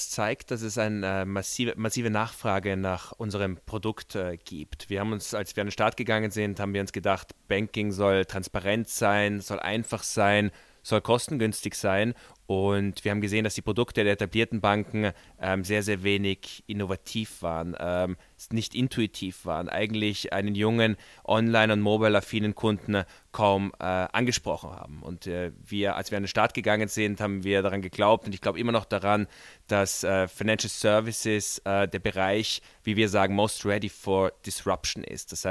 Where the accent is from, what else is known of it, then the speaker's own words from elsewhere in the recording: Vienna, Austria; wir sind beide Wiener und wir haben 2013 Unterne unser Unternehmen auch in Wien gegründet.